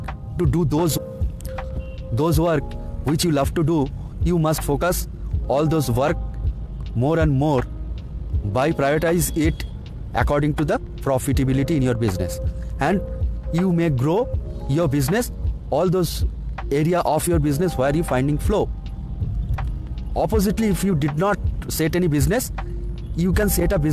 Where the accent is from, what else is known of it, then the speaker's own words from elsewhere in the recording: India; I am from India